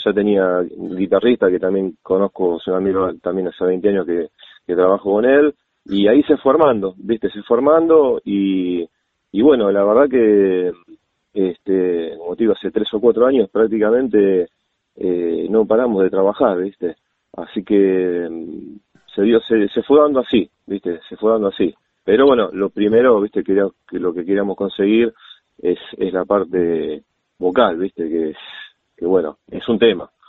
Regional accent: Buenos Aires, Argentina; moved away as an adult; now in Vicente López, Argentina; yo nací en Capital, en un barrio que se llama Villa Soldati

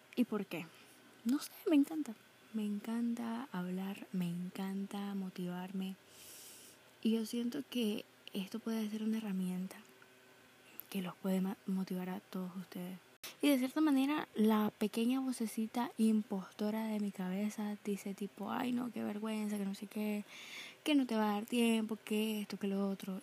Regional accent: Nicaragua; tengo 18 años y soy de Nicaragua.

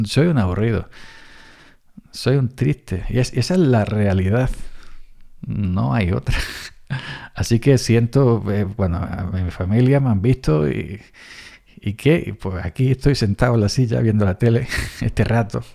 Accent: Andalusia, Spain; somos los andaluces un poco exagerados

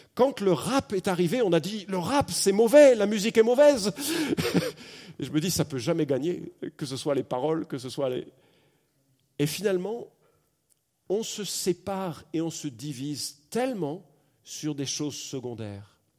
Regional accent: France; accent: accent de la mère patrie (France); mon accent particulièrement prononcé de la mère patrie

